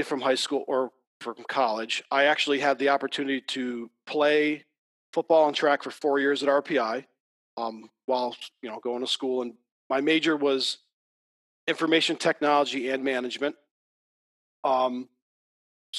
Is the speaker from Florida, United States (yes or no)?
no; Adams, Massachusetts, United States; moved away as an adult; now in Sullivan County, United States; I grew up in Massachusetts